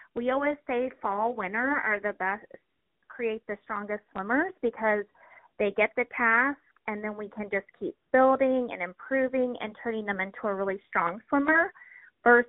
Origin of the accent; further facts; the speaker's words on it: Florida, United States; now in Springfield, United States; I grew up in Florida, so we lived on the water